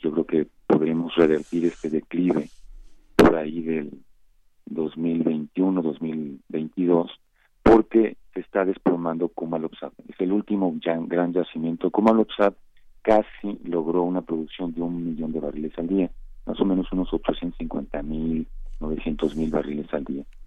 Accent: Mexico

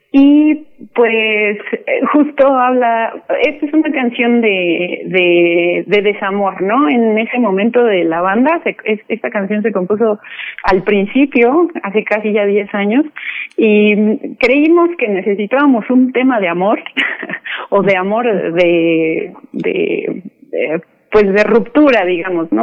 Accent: Mexico City, Mexico; somos mexicanos, pues somos de, de la Ciudad de México

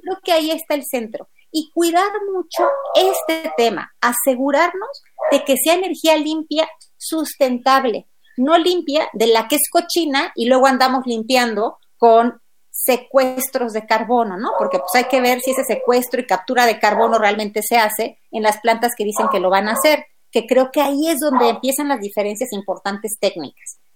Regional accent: Mexico; como mexicanos

